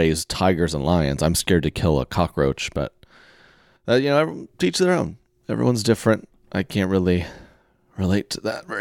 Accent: Oklahoma, United States; I'm from Oklahoma

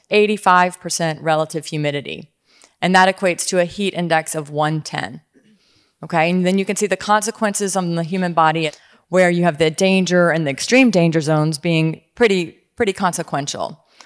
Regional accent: Louisiana, United States; I grew up in Louisiana

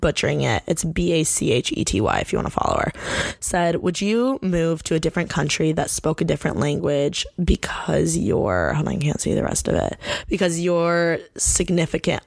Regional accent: Bloomington, Indiana, United States; moved away as an adult; now in Los Angeles, United States; I grew up born and raised in Bloomington, Indiana.

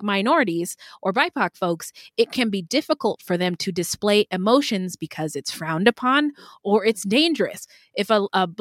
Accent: Pacific Northwest, United States; when I was a fat little black girl growing up in the Pacific Northwest

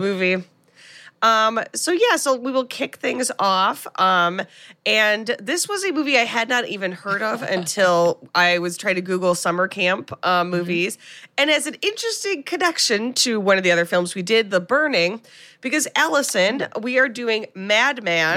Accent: United States; as an American

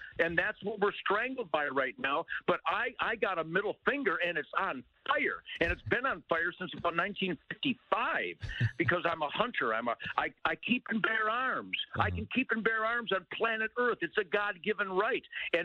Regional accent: Detroit, Michigan, United States; now in Texas, United States; I'm from Detroit

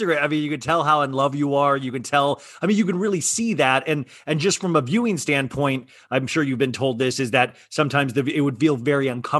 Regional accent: Olathe, Kansas, United States; I'm from Olathe, Kansas.

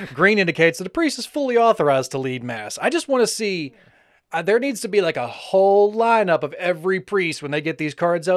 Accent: the Bible Belt, United States; we grew up in more of the, the Bible Belt

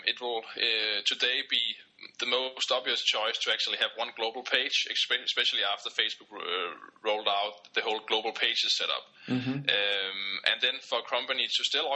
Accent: Denmark; from Denmark

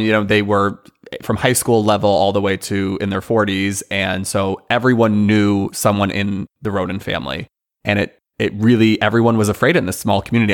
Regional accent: Northern California, United States; moved away as an adult; also born or lived in Iowa; now in Los Angeles, United States; from Northern California, went to undergrad in Iowa and then came to LA post graduation

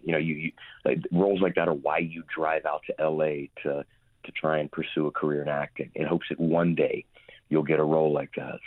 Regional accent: Houston, Texas, United States; also born or lived in Lake Charles, Louisiana / Los Angeles; I was born in Lake Charles, Louisiana, grew up in Houston, uh, from when I was three years old all through college

